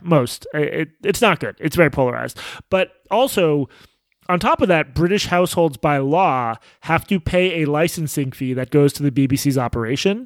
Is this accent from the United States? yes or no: yes; United States; as an American journalist